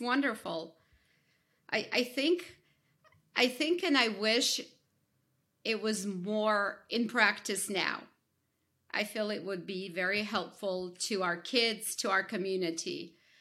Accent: Ukraine; moved away; I, I, I come, I come from Ukraine

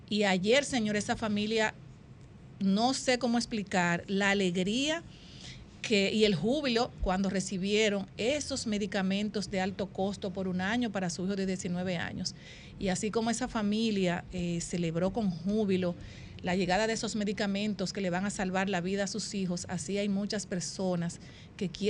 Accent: Dominican Republic; un tema que de verdad le ha llegado al alma a cada uno de nosotros como madres, como dominicanos y dominicanas.

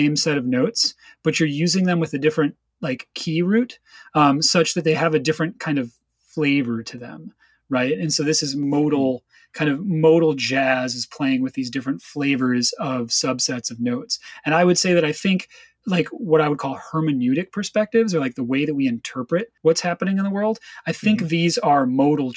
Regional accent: Chicago, Illinois, United States; moved away; also born or lived in West Coast; I'm originally from Chicago, and in Chicago, in the music scene that I participated

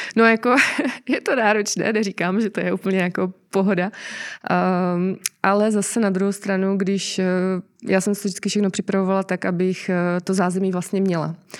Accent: Czechia; jako Češi

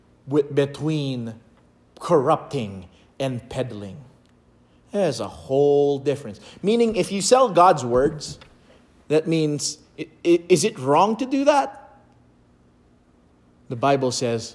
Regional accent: Philippines; I was born in the Philippines

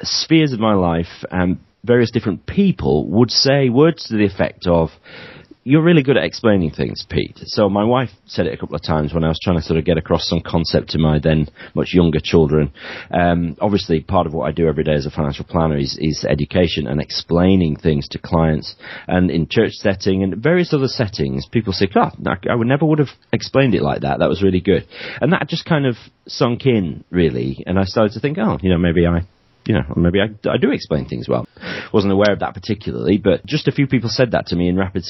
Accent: Yorkshire and the Humber, United Kingdom; also born or lived in Cardiff / Penzance / South Wales Valleys; now in St Just, United Kingdom; even though I'm based in Penzance, I'm a Yorkshireman originally

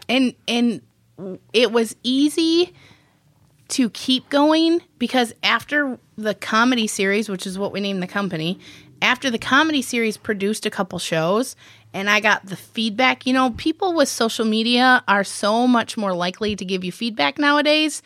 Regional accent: Millington, Michigan, United States; I actually grew up in a little, teeny, tiny town called Millington

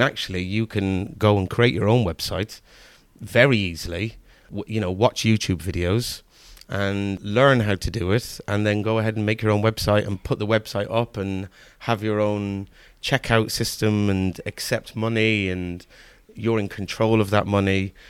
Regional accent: Kilkenny, Leinster, Ireland; moved away as an adult; also born or lived in Manchester, England; now in Cheltenham, United Kingdom; we moved over when I was about four in the early eighties, leaving Manchester's, Manchester, the city of Manchester to, um, move over to the middle of the countryside in, in Ireland. And I lived there

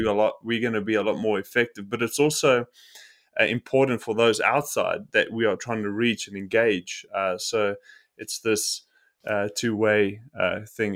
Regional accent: South Africa; I am from South Africa, and a South African

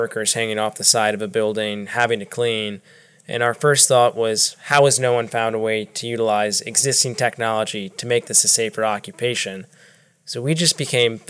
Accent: Northern Virginia, United States; moved away as an adult; also born or lived in Davidson, North Carolina; now in Charlotte, United States; I'm from Northern Virginia, born and raised.

